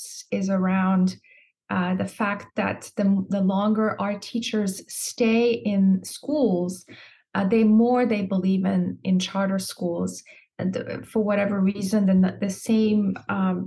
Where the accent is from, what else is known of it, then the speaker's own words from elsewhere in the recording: Iran; now in Virginia, United States; I was born and raised in Iran, left Iran after the revolution and after the war with Iraq